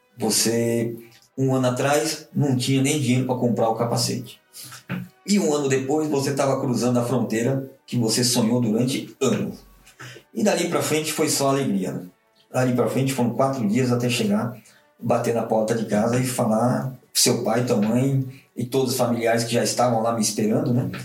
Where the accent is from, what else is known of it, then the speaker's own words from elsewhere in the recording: Brazil; moved away as an adult; also born or lived in Japan; sou brasileiro